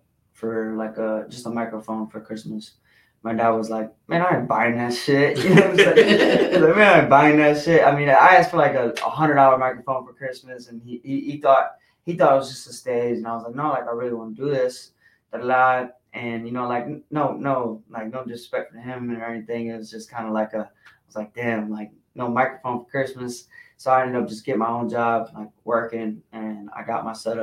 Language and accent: English; Toledo, Ohio, United States; I'm from Toledo, Ohio